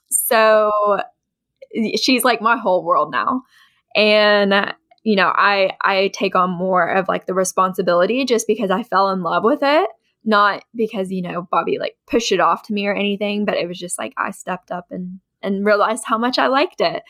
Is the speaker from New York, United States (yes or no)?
no; Ashland, Kentucky, United States; moved away as an adult; also born or lived in West Virginia; now in Lexington, United States; I was raised in Eastern Kentucky in a town called Ashland